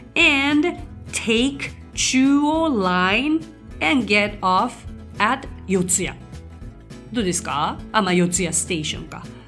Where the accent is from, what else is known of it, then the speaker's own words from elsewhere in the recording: Tokyo, Japan; 生まれも育ちももうめちゃくちゃ東京なんですよ